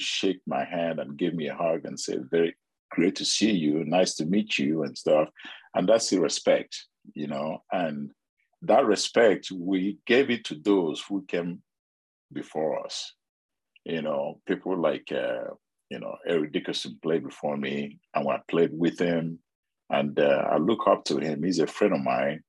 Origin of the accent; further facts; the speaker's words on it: Nigeria; now in United States; I grew up in Nigeria